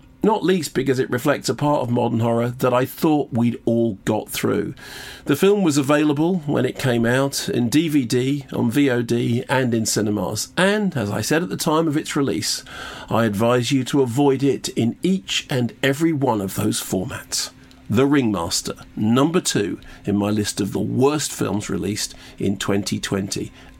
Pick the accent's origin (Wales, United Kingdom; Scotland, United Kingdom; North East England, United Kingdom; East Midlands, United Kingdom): Wales, United Kingdom; obviously, because I'm Welsh, he asked me every single question he possibly could about the accent, everything, every detail.